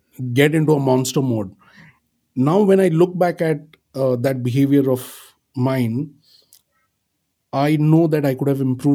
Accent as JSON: {"language": "English", "town": "Pune", "region": "Maharashtra", "country": "India", "tie": "born or raised there", "moved": "yes", "said": "I was in my hometown in Pune, in Maharashtra"}